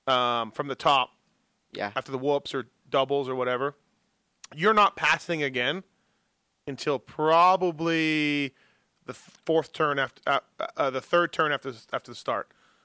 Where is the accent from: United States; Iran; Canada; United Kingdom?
Canada; I'm Canadian